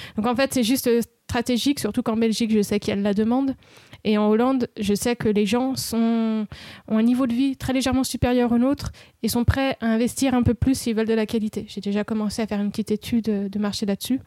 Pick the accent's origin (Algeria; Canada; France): France; ils savent que je suis française